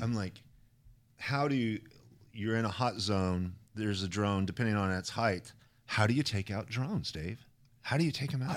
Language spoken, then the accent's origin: English; Idaho, United States; I come from Idaho